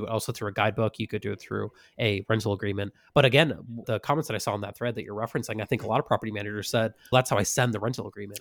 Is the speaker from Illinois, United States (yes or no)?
no; Massachusetts, United States; moved away; where I grew up in Massachusetts